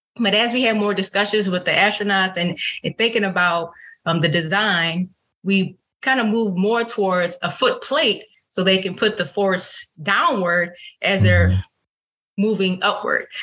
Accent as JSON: {"language": "English", "town": "New Orleans", "region": "Louisiana", "country": "United States", "said": "I am from New Orleans, Louisiana"}